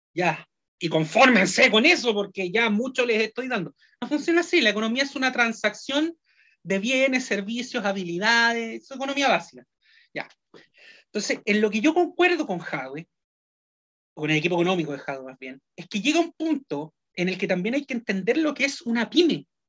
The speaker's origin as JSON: {"language": "Spanish", "country": "Chile"}